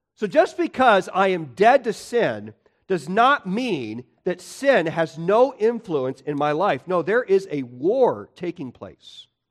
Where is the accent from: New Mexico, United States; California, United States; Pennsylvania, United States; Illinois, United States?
Illinois, United States; I grew up in Illinois